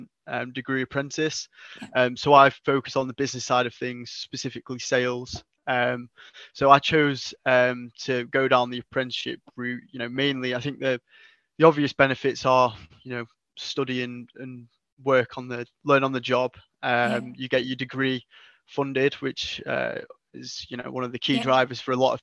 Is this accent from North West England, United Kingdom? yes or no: yes; North West England, United Kingdom; now in Stevenage, United Kingdom; originally I'm from up north, in the northwest. You can probably tell by my accent.